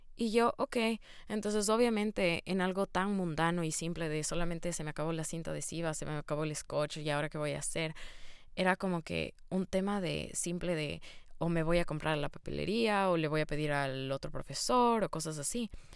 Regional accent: Quito, Pichincha, Ecuador; first language Spanish; moved away; yo nací en Ecuador, Quito, Ecuador, para ser exactos, y yo crecí, obviamente, como mi lengua materna siendo el español.

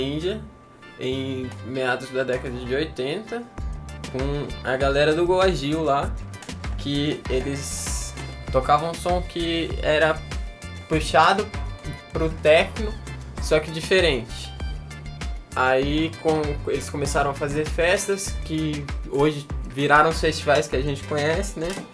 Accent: Toledo, Paraná, Brazil; now in Tocantins, Brazil; eu morava no Paraná, nasci em Toledo

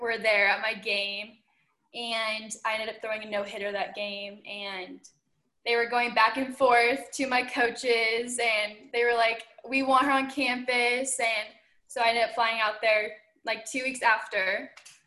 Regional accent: Huntington Beach, California, United States; I'm from Huntington Beach, California, so good California girl

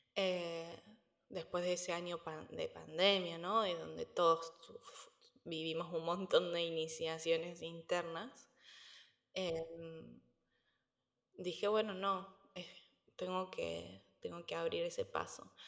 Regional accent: Córdoba, Argentina; moved away as an adult; also born or lived in Buenos Aires, Argentina / Spain; now in United States; Yo no soy de Buenos Aires, yo soy de Córdoba, en el centro del país, entonces también a los 17 años me fui de la ciudad

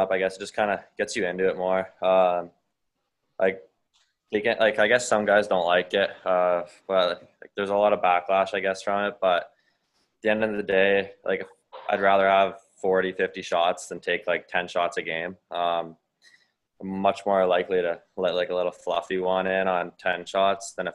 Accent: North Bay, Ontario, Canada; growing up in North Bay

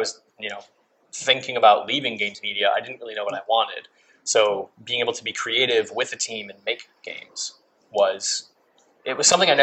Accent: Carstairs, Alberta, Canada; moved away as an adult; also born or lived in San Francisco, United States; now in Montreal, Canada; I grew up in a small town called Carstairs.

